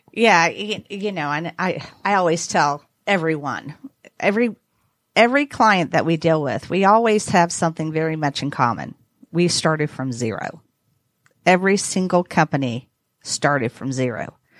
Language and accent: English; the South, United States; I'm from the South